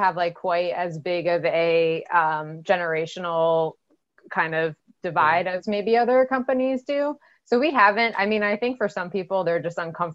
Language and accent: English; United States; as an American